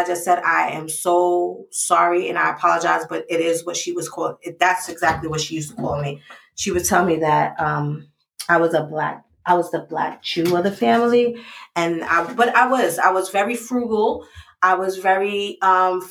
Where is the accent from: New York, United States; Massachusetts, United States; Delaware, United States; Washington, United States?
New York, United States; New York City; I grew up in the Bronx